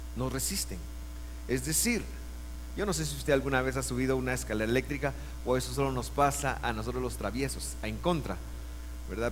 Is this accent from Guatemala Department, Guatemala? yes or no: yes; Guatemala City, Guatemala Department, Guatemala; yo nací en Guate